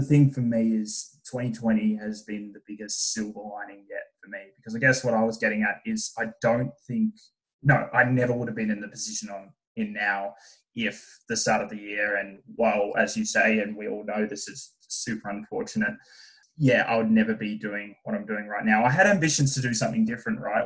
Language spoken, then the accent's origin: English; Burnie, Tasmania, Australia; moved away as an adult; born and raised in Tasmania